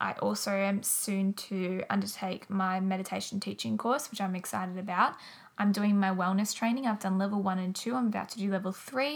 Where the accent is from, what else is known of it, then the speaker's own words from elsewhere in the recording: Wangaratta, Victoria, Australia; also born or lived in Melbourne; my hometown, Wangaratta.